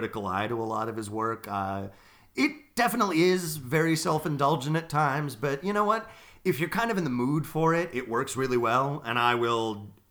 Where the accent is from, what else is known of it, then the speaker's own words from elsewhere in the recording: Harrisburg, Pennsylvania, United States; I grew up in Harrisburg, Pennsylvania